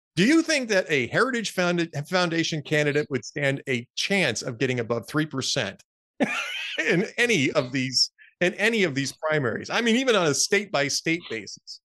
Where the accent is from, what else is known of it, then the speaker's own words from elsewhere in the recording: Los Angeles, California, United States; moved away; I grew up in Los Angeles.